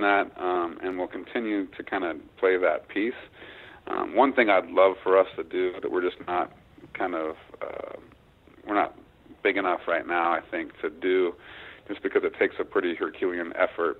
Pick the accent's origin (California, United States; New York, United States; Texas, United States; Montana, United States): Montana, United States; my home state of Montana